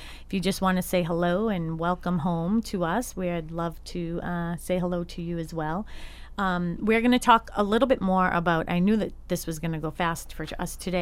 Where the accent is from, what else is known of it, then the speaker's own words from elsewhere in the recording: Boston, Massachusetts, United States; my hometown of Dorchester